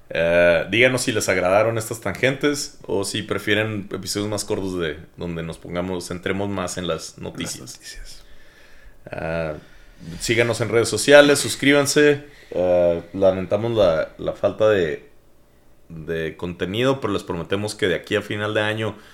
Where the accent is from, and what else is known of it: Mexico